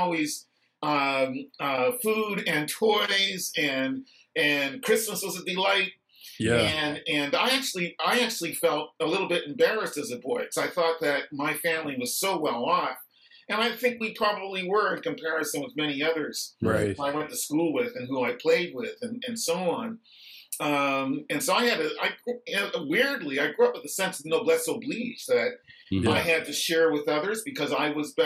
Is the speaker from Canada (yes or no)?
yes; Halifax, Nova Scotia, Canada; also born or lived in Windsor, Nova Scotia; I was born in Windsor. I didn't grow up there, I grew up in Halifax